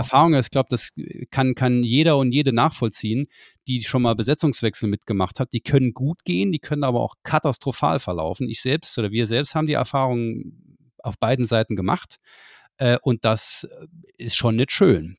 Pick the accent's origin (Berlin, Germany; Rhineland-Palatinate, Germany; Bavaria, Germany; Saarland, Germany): Saarland, Germany; wir als Saarländer